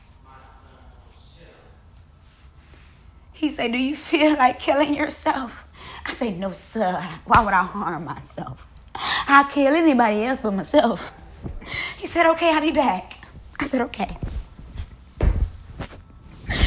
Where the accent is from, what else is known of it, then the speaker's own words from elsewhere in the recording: Mississippi, United States; I'm from Mississippi.